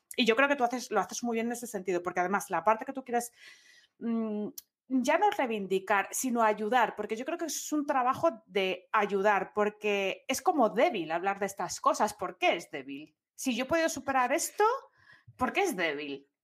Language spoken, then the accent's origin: Spanish; Asturias, Spain; soy de Asturias